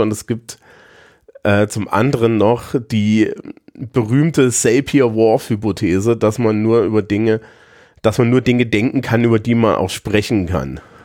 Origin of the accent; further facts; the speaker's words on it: Thuringia, Germany; moved away as an adult; now in Bavaria, Germany; wenn ich in meiner Heimat in Thüringen bin